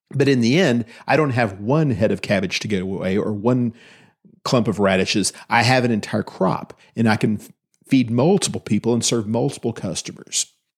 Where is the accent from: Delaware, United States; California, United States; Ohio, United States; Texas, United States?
Texas, United States; Austin; also born or lived in Williamson County, Texas; I was raised in Austin, in Travis County